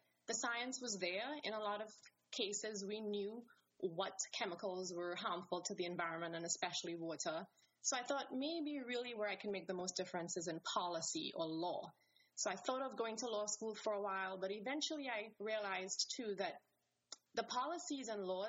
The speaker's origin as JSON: {"language": "English", "country": "Trinidad & Tobago", "tie": "born or raised there", "moved": "yes", "said": "I am from the Caribbean, from a small country called Trinidad and Tobago"}